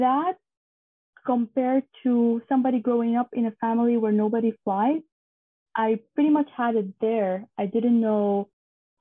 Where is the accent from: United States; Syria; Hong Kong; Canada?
Syria; moved away as an adult; Growing up in Syria was actually very nice